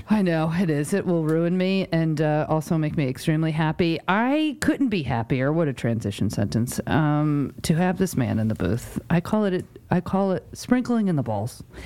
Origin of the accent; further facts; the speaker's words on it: New York, United States; moved away; also born or lived in Connecticut / Rhode Island; I grew up in New York